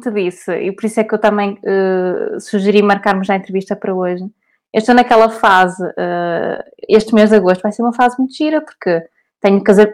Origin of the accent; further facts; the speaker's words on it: Porto, Norte, Portugal; Eu sou do Porto